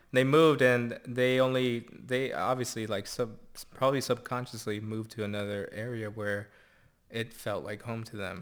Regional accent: Santa Barbara, California, United States; where I grew up, still live

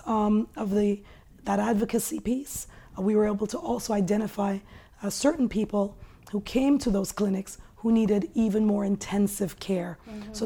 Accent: Canada; I grew up here in Canada, and as a woman of color

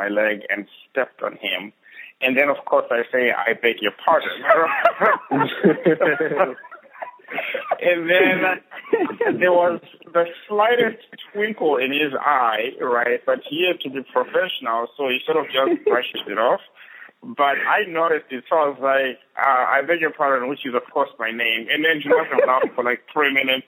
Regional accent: Bulawayo, Zimbabwe; I grew up in Zimbabwe, in a small-ish town called Bulawayo, last of 5 kids

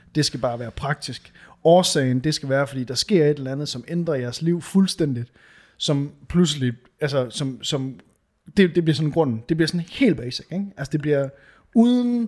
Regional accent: Varde, Southern Denmark, Denmark; moved away; da jeg boede i, hos mine forældre. Altså, det, det er måske 15 år siden. Ja. Hjemme i Varde

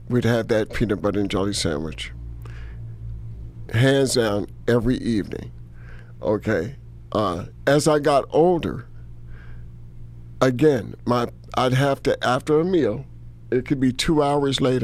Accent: New York City, New York, United States; moved away as an adult; also born or lived in Harlem, New York / Chicago; I grew up in the Bronx. Raised around the world, and I wasn't an army brat

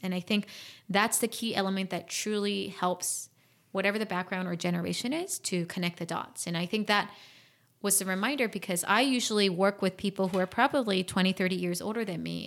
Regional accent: South Korea; moved away; also born or lived in Washington, D.C., United States / Fairfax, Virginia, United States; I grew up in Korea

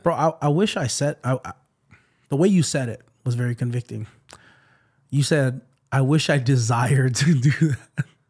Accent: Waipahu, Hawaii, United States; it's in the middle of White Paul. That's my hometown.

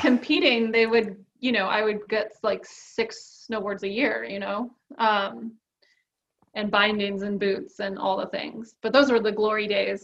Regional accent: South Portland, Maine, United States; now in North Conway, United States; I was born and raised in Maine. I grew up mostly south of Portland in a place called South Portland

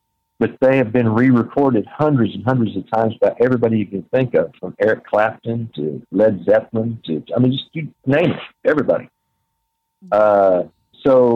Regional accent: near Kemp, Texas, United States; from Kemp, Texas, which is right next to my hometown

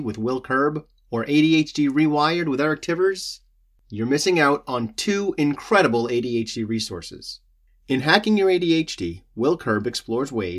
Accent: Massachusetts, United States; we're both from Massachusetts

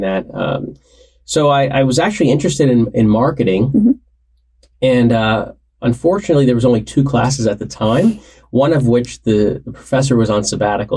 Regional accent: Warren County, New Jersey, United States; I grew up in Warren County, New Jersey, so not that far from campus

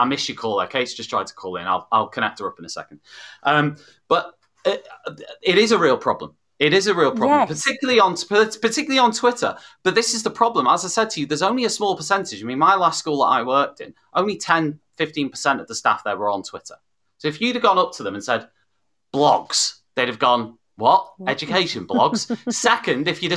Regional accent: the Wirral, North West England, United Kingdom; I'm from the Northwest and from, you know, the Wirral

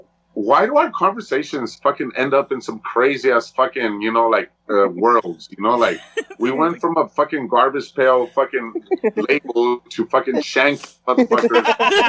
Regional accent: Los Angeles, California, United States; I'm not from Washington, D.C. I'm from L.A.

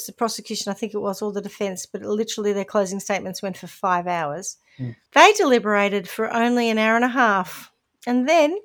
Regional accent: New Zealand; accent: Kiwi; my Kiwi accent

